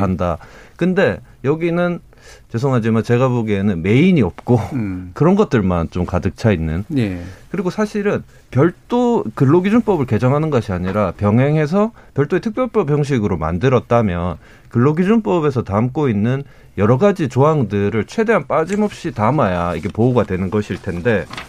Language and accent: Korean; Daegu, South Korea; 제가 이제 대구 출신인데